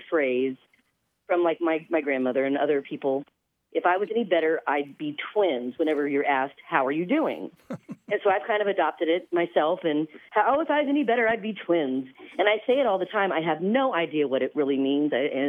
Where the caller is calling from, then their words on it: Evansville, Indiana, United States; I'm calling from Evansville, Indiana.